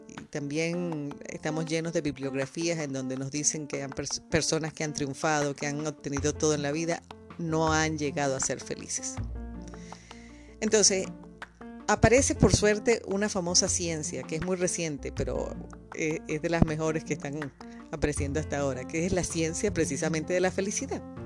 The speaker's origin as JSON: {"language": "Spanish", "country": "Venezuela", "moved": "as an adult", "said": "yo salgo escapando de Venezuela por los mismos motivos, porque yo fui objeto de también muchos robos allá"}